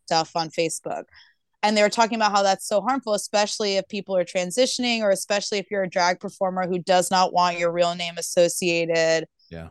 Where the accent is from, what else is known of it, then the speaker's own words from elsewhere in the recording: Tulsa, Oklahoma, United States; moved away; I grew up in Oklahoma